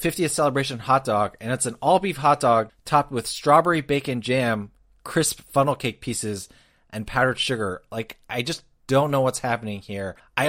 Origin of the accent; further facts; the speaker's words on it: United States; And I know as an American who is not lactose intolerant